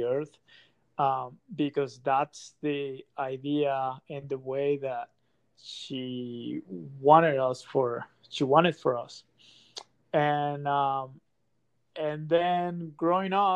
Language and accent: English; Monterrey, Nuevo León, Mexico; moved away as an adult; also born or lived in Mexico City; now in Utah, United States; I was born and raised in Monterrey, Mexico.